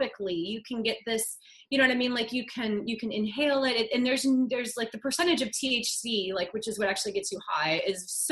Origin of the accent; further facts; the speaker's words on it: Ohio, United States; also born or lived in New England / Arizona; now in California, United States; I grew up in Ohio.